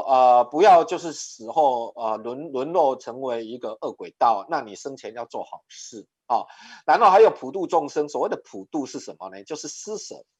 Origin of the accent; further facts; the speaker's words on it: Taiwan; 我们的台湾礼仪叫做莫必亚固